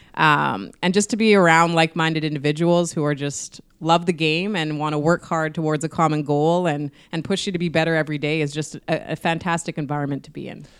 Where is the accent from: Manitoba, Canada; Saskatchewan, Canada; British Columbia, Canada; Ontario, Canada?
Manitoba, Canada; Winnipeg; I've had to, like, put Manitoba and Winnipeg on my back and just, I have this pride of wanting to represent it